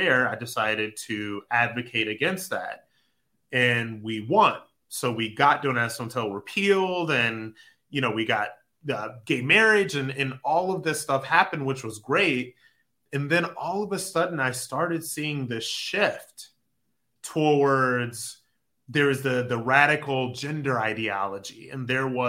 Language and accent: English; Akron, Ohio, United States; I'm from Akron, Ohio. You know, grew up very lower middle class